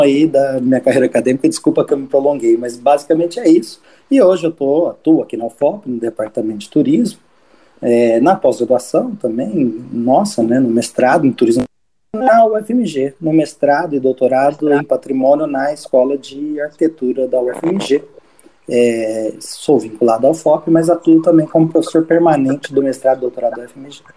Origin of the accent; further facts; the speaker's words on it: São Paulo, Brazil; eu sou de São Paulo